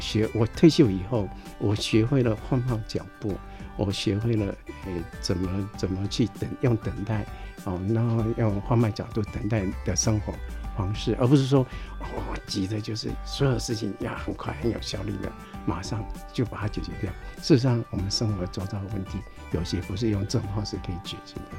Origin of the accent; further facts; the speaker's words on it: Taiwan; 我们台湾